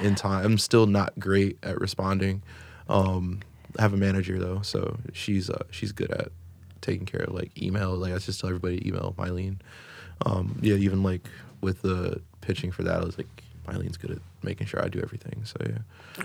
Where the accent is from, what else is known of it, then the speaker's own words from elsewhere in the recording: Coral Springs, Florida, United States; moved away as an adult; also born or lived in Elyria, Ohio / Texas / Los Angeles / Sacramento; now in Cleveland, United States; I was raised in South Florida in Coral Springs